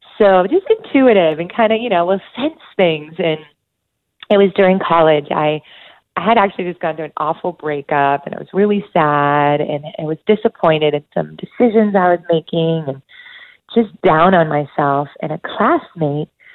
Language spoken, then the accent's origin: English; right outside of Boston, Massachusetts, United States; I was born and raised right outside of Boston, Mass. So I'm a New Englander at heart